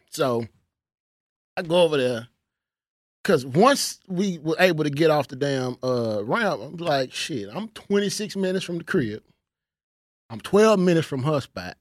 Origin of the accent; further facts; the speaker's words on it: Houston, Texas, United States; moved away as an adult; now in Dallas, United States; I'm from Houston.